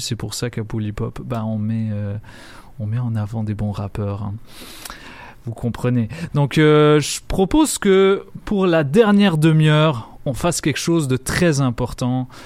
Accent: Lebanon; moved away; en tant que Libanais, euh, qui est très, très nostalgique de, mon récent passage au Liban

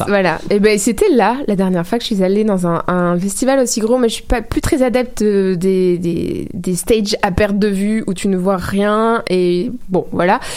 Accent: France; now in Montreal, Canada

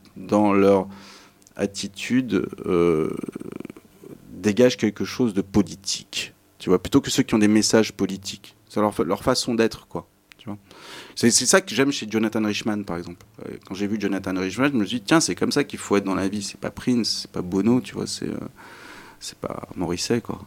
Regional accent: Issy-les-Moulineaux, Île-de-France, France; je suis un espagnol d'ici des Moulineaux

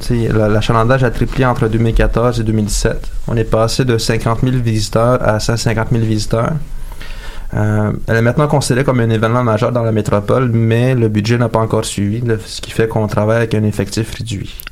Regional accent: Montreal, Quebec, Canada; je viens de Montréal et je réside à Montréal depuis 10 ans.

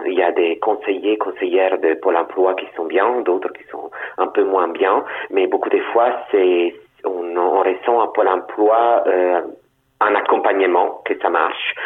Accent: Turin, Piedmont, Italy; first language Italian; French is a second language; moved away; Turin, c'est ma ville natale, donc je la connais mieux que d'autres parties de l'Italie

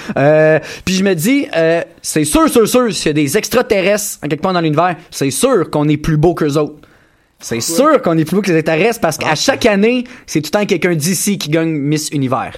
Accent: Granby, Quebec, Canada; je viens de Granby

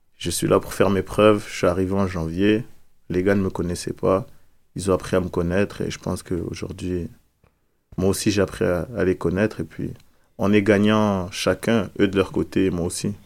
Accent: France; moved away; en provenance de la France, comme je viens de la France

